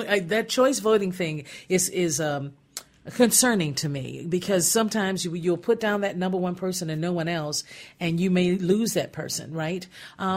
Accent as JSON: {"language": "English", "town": "Gary", "region": "Indiana", "country": "United States", "tie": "born or raised there", "moved": "yes", "said": "I grew up in Gary, Indiana"}